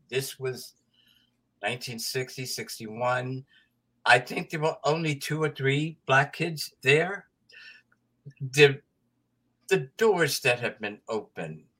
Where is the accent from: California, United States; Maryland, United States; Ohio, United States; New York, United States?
Maryland, United States; Baltimore; We're Baltimoreans